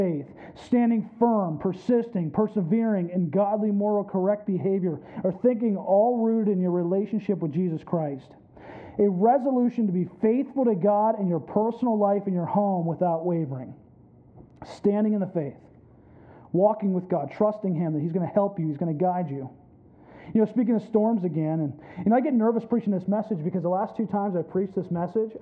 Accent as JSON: {"language": "English", "region": "Pennsylvania", "country": "United States", "tie": "born or raised there", "moved": "yes", "lives_now": "Florida, United States", "said": "I grew up in Pennsylvania, landlocked PA, mountains all around me"}